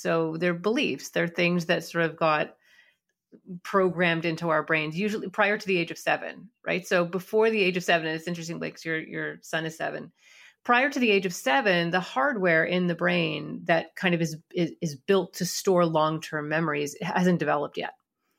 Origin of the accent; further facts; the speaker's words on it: Canada; We had all the same shows. We just wondered why nobody ever talked about Canada on them, right?